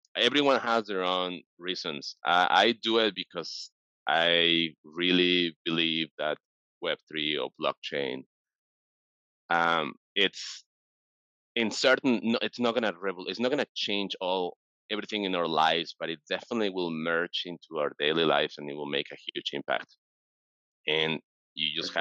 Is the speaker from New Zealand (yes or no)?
no; Mexico City, Mexico; now in San Francisco, United States; I'm originally from Mexico City